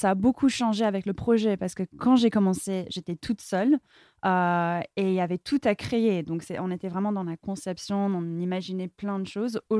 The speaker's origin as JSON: {"language": "French", "town": "Palo Alto", "region": "California", "country": "United States", "tie": "born or raised there", "second_language": "French", "lives_now": "France", "said": "Euh, même si j'ai grandi à Palo Alto, on était toujours entouré par les startups. En fait, moi, j'étais passionnée par la France. Et c'était toujours mon rêve de vouloir venir vivre ici."}